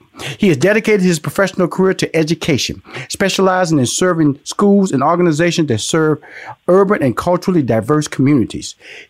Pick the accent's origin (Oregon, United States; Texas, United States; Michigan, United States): Texas, United States; Houston; I come from Houston, Texas, born in Fifth Ward.